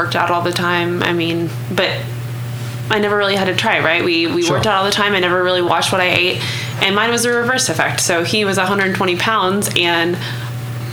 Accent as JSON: {"language": "English", "town": "Cushing", "region": "Oklahoma", "country": "United States", "tie": "born or raised there", "said": "I grew up in a very small town, oil filled crossroads of the world, if that's the only thing you would have heard about. It's called Cushing, oh, okay. Oklahoma."}